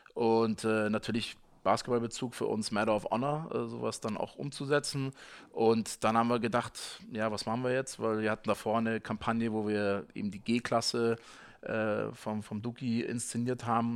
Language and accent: German; Munich, Bavaria, Germany; als Münchner